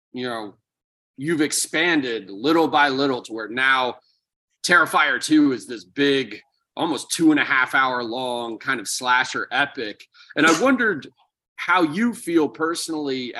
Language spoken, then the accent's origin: English; Philadelphia, Pennsylvania, United States; I'm from Philly myself